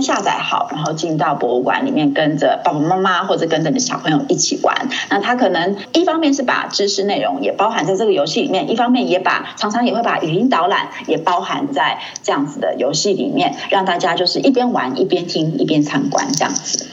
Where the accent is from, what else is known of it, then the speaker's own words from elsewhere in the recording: Hualien, Hualien County, Taiwan; also born or lived in Leicester, United Kingdom; 因为我是在花莲长大的，那嗯。我，我们家在民国大概七十一年的时候搬到花莲